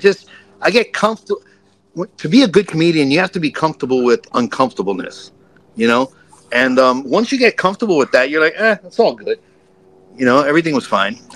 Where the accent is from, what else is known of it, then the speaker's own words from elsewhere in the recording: New York, United States; I'm from New York.